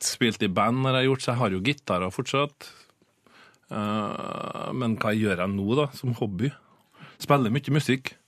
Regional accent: Frøya, Trøndelag, Norway; moved away; also born or lived in Bergen; jeg er ikke fra Trondheim, men eh, jeg er fra ei øy som heter Frøya

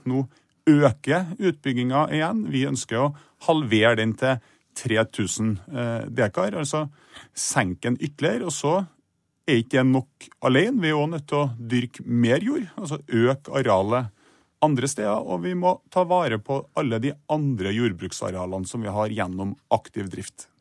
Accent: Trondheim, Trøndelag, Norway; I Trondheim, der jeg er fra

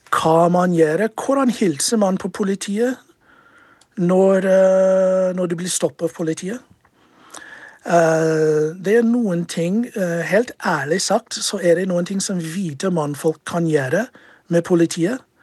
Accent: United States; moved away as an adult; also born or lived in Chicago; now in Norway; Jeg har bodd her i Norge siden 2002. Eh, jeg kommer fra USA og er en tidligere politimann i USA

